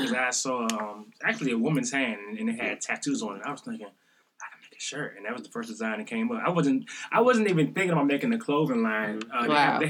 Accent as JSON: {"language": "English", "area": "Armour", "region": "Maryland", "country": "United States", "said": "I'm from Armour"}